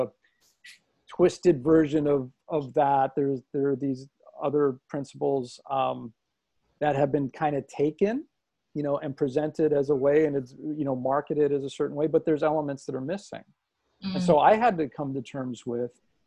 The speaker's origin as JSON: {"language": "English", "town": "Los Angeles", "region": "California", "country": "United States", "tie": "born or raised there", "said": "growing up in Los Angeles"}